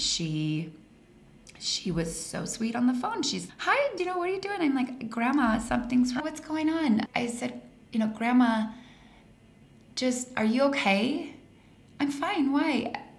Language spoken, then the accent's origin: English; Colorado, United States; moved away as an adult; also born or lived in Arizona; I grew up in Colorado.